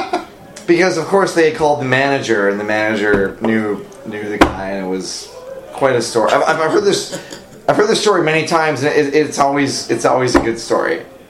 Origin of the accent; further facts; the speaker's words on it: Duluth, Minnesota, United States; moved away; Jeff lived about five blocks north of me in Duluth